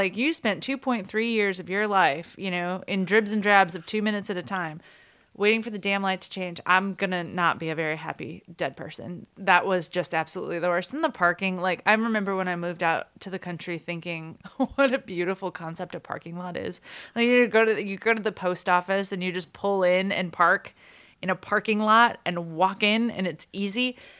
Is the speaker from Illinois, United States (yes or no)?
yes; Sycamore, Illinois, United States; I was driving back into my hometown of Sycamore